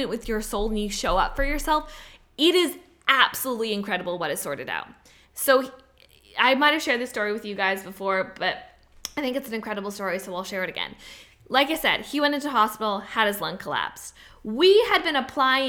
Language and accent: English; Canada; I'm Canadian